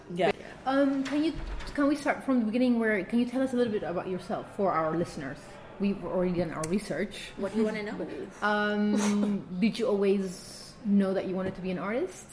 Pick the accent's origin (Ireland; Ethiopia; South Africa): Ethiopia; now in Netherlands; I come from Ethiopia, and when I come to the Netherlands